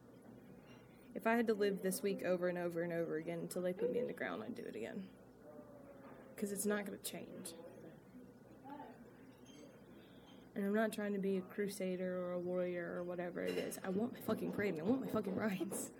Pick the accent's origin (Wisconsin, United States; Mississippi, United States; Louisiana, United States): Mississippi, United States; Corinth; growing up in Corinth